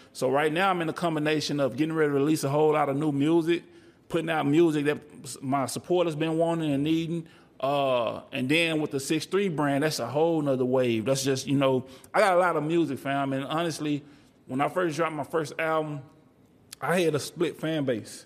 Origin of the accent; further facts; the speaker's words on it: Texas, United States; I'm from Texas